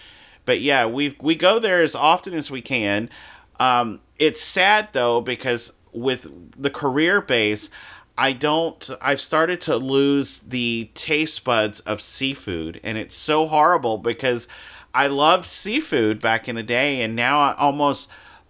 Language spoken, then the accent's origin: English; Baton Rouge, Louisiana, United States; now in Florida, United States; I'm from Louisiana